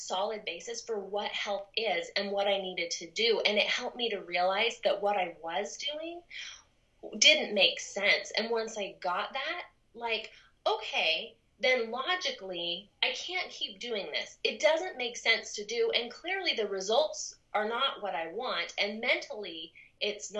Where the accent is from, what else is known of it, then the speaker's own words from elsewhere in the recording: Southern California, United States; moved away as an adult; also born or lived in Rexburg, Idaho; I grew up in Southern California